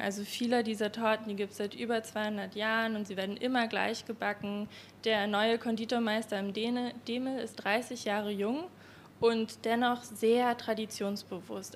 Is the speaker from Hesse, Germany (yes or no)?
no; Berlin, Germany; ich komme aus Berlin, ich bin keine Wienerin und als Berlinerin in Wien irgendwie aufzutauchen